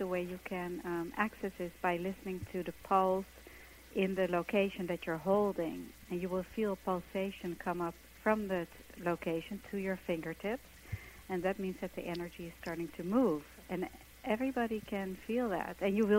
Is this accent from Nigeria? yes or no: no; Netherlands; moved away as an adult; now in New York, United States; I came from Holland to New York to be a dancer, and I got myself into this company